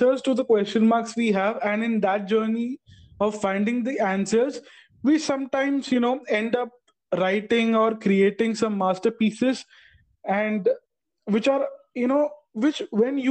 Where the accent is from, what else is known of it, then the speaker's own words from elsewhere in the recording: Tamil Nadu, India; I'm from Tamil Nadu